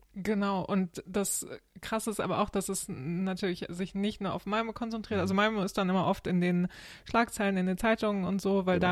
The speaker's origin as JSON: {"language": "German", "country": "Germany", "said": "als Deutscher"}